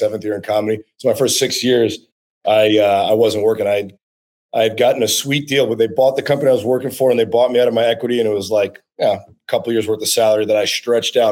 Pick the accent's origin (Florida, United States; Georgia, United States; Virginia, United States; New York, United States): New York, United States; New York City; now in Los Angeles, United States; that's where I live